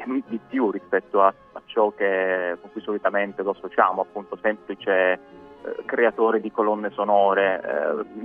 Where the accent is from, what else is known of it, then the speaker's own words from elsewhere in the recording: Bari, Apulia, Italy; accent: Barese; Io l'avete eh, ormai capito dal mio accento beduino, sono, sono di Bari